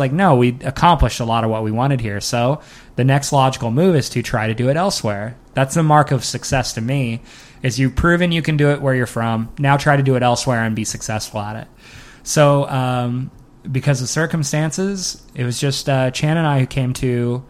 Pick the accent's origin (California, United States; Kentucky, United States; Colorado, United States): California, United States; Bakersfield; I was in Comedy Sports Bakersfield, which is my hometown.